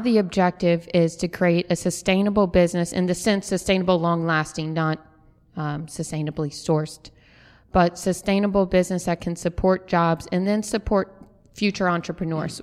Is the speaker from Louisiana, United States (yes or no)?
yes; New Orleans, Louisiana, United States; now in Birmingham, United States; growing up in New Orleans, coffee was such an integral part of my life that when I moved here